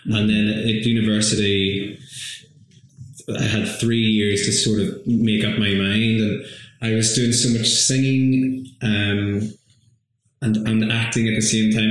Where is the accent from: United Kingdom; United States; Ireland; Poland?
Ireland; mm my place of where I how I identify as an Irish person etc., etc.